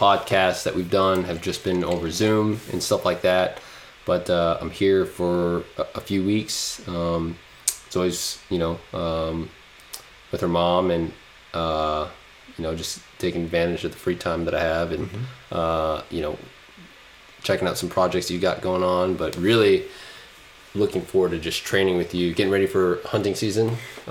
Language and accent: English; Anchorage, Alaska, United States; also born or lived in Las Vegas; even though I relate to growing up in the city, because I did, grew up in Anchorage, grew up in Las Vegas, and spent most of my t